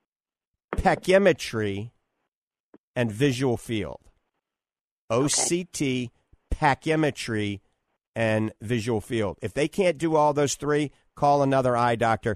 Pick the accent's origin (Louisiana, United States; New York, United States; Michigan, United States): Louisiana, United States; New Orleans; now in The Villages, United States; I grew up in New Orleans